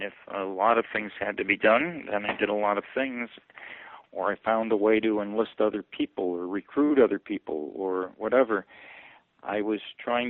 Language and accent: English; Milwaukee, Wisconsin, United States; moved away as an adult; also born or lived in Princeton, Wisconsin; now in Massachusetts, United States; growing up in Milwaukee